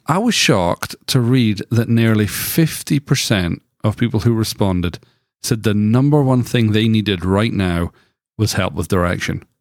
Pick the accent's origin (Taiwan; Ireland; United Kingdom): United Kingdom; now in United States; I grew up in Britain